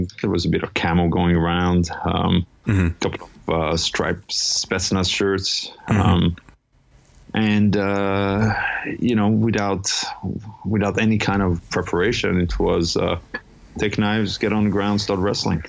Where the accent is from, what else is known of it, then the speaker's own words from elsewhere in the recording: Iran; moved away; also born or lived in Europe / Toronto; I'm originally from Iran. Ended up in Europe for many years before ending up in Toronto.